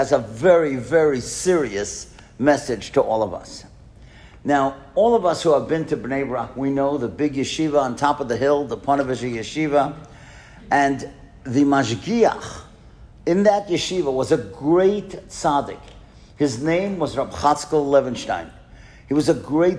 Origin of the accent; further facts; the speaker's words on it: New York City, New York, United States; we grew up in Kew Gardens together.